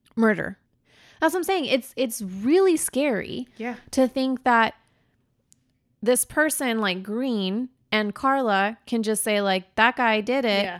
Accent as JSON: {"language": "English", "town": "Redwood City", "region": "California", "country": "United States", "tie": "born or raised there", "said": "I also grew up in the Bay Area. Um, I'm from Redwood City."}